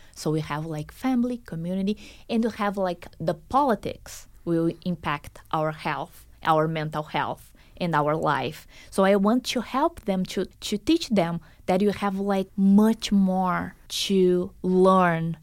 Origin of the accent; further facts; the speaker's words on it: Brazil; moved away as an adult; also born or lived in Boston, United States; now in Las Vegas, United States; Brazil is my home country